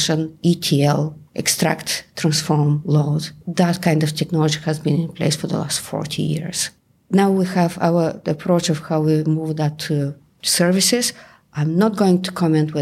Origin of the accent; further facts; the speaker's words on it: Bulgaria; accent: Bulgarian; English is a second language; moved away as an adult; now in England, United Kingdom; I moved from Bulgaria to England about 30 years ago. And you can hear that even 30 years later, I still have the Bulgarian accent.